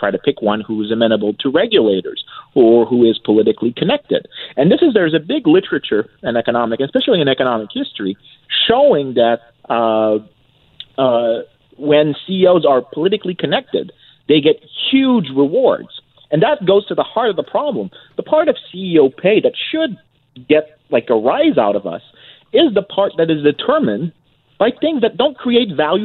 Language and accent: English; Quebec, Canada; I'm from Quebec